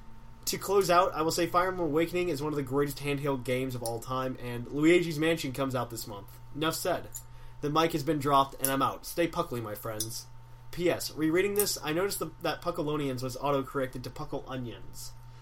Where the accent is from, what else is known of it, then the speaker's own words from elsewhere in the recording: Tennessee, United States; I'm from Tennessee.